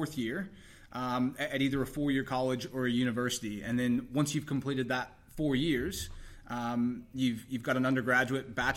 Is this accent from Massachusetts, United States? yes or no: no; Texas, United States; moved away as an adult; now in Australia; I grew up in Texas originally